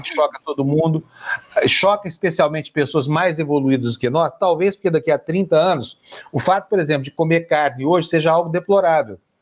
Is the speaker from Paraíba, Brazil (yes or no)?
no; Uberlândia, Minas Gerais, Brazil; lá da minha cidade, Uberlândia